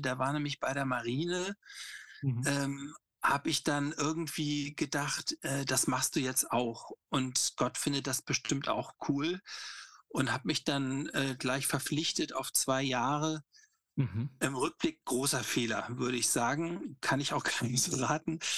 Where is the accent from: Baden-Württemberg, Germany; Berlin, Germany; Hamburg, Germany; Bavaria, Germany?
Hamburg, Germany; Ich bin in Hamburg aufgewachsen, in so einem Vorort